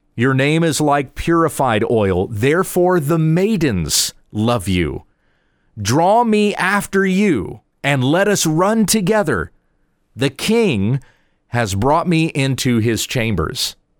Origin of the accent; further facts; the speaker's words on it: United States; as English-speaking Americans or as Western world thinkers